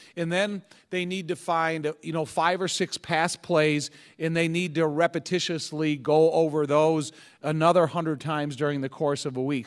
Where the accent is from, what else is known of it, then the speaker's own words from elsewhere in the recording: Joliet, Illinois, United States; I grew up in this area. I grew up in Joliet